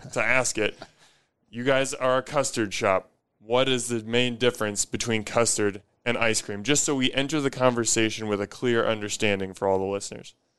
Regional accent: Omaha, Nebraska, United States; I grew up in Omaha

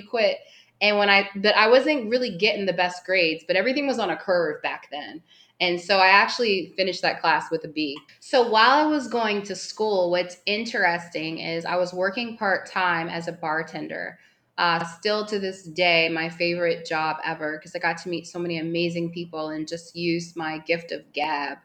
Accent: Woodbridge, Virginia, United States; moved away as an adult; now in Playa del Carmen, Mexico; I am from Woodbridge, Virginia

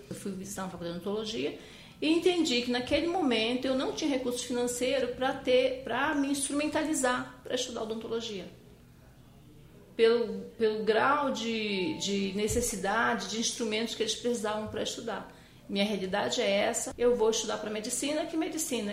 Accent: Manaus, Amazonas, Brazil; moved away as an adult; now in São Paulo, Brazil; Eu nasci em Manaus, né? Manaus é a capital do estado do Amazonas, região norte do país.

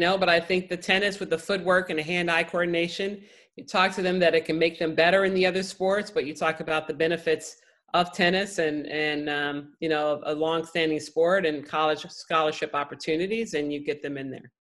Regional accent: Chicago, Illinois, United States; I grew up in Chicago

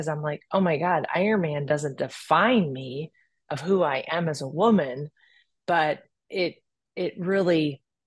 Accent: Midwest, United States; growing up in the Midwest with an older brother

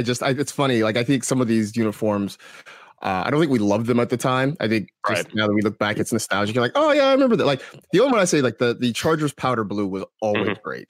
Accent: California, United States; It's funny too, because, like, you know, growing up in the Bay Area and stuff, like, you know, everyone loves the Raiders jersey

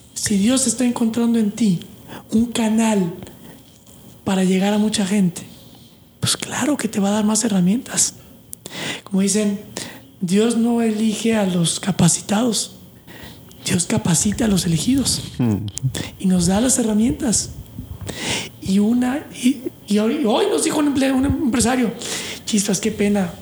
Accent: Mexico; now in United States; yo vengo de México o Latinoamérica católico de pues de fin de semana

